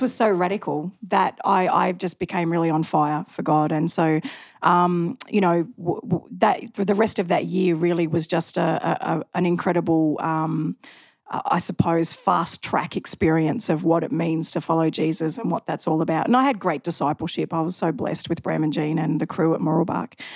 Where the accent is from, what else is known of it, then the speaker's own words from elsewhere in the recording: Macleod, Victoria, Australia; also born or lived in Mooroolbark; I was from McLeod.